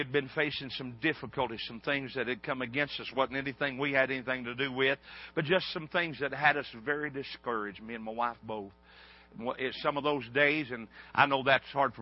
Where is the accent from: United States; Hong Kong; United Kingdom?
United States; a hillbilly from the mountains